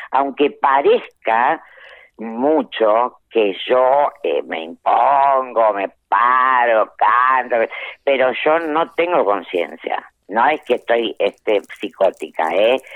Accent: Avellaneda, Buenos Aires Province, Argentina; born or raised there

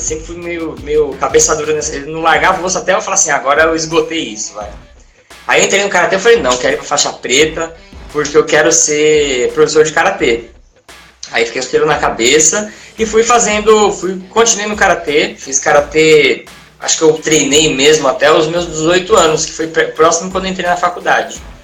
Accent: Santos, São Paulo, Brazil; eu nasci em Santos, que é a cidade onde eu moro hoje, hoje aqui no litoral de São Paulo

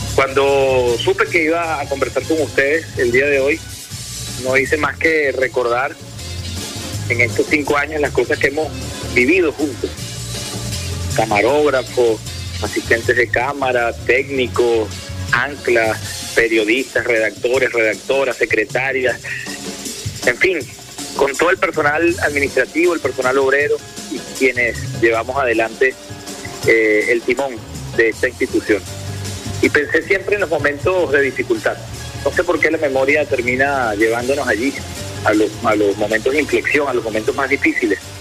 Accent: Venezuela; lo que somos los venezolanos y las venezolanas

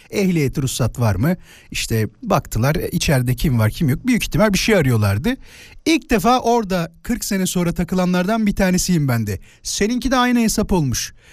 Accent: Kirazlıyalı, Kocaeli, Turkey; Ben e, Kirazlıyalı'da doğdum diyebilirim. İzmit'te bir e, beldeydi eskiden. Şimdi mahalleye döndü tamam mı?

